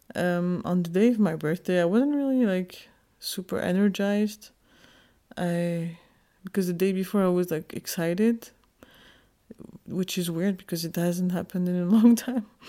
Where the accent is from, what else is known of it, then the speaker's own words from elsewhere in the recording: Geneva, Switzerland; also born or lived in Kurdistan, Turkey; I was born in Geneva, Switzerland.